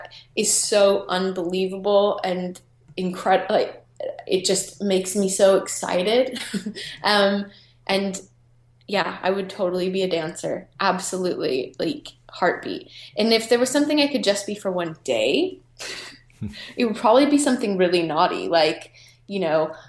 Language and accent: English; United States; moved away; I'm American